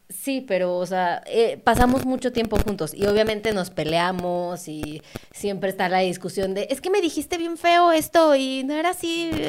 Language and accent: Spanish; Mexico